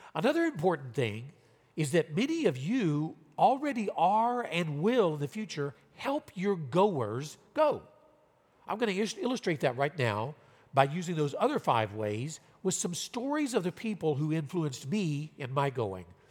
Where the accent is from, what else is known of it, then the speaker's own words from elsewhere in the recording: Louisiana, United States; moved away as an adult; also born or lived in Southern California / Riverside, California / Tokyo, Japan; now in Fresno, United States; I'm from Louisiana